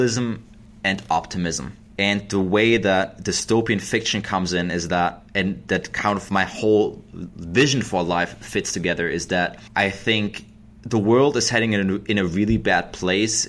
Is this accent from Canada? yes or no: no; Germany; English is a second language; moved away as an adult; now in United States; I am an immigrant from Germany, so I moved here in 2008